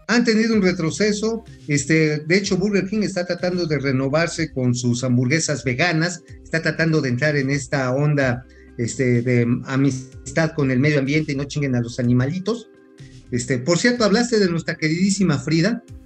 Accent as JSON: {"language": "Spanish", "country": "Mexico"}